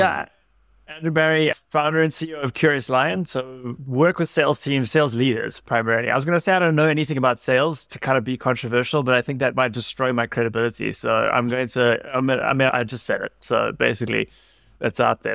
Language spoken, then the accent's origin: English; South Africa; I'm South African